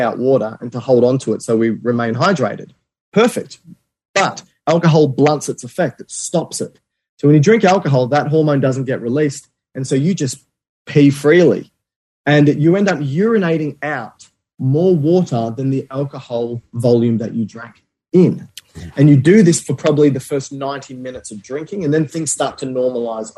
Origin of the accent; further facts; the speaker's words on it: Australia; I'm Australian